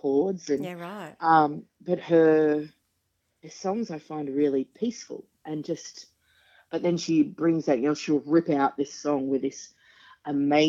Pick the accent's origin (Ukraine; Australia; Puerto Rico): Australia; I'm from the Western Suburbs.